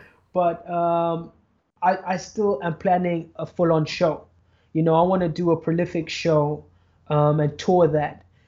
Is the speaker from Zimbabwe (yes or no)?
yes; Zimbabwe; Zimbabwe, my hometown